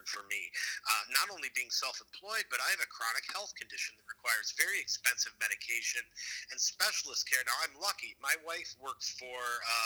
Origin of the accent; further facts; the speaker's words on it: Minneapolis, Minnesota, United States; I grew up in South Minneapolis